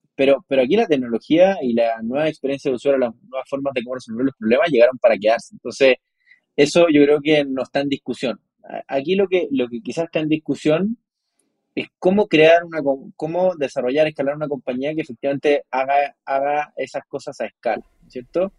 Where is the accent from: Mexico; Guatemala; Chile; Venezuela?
Chile; Yo nací en Chile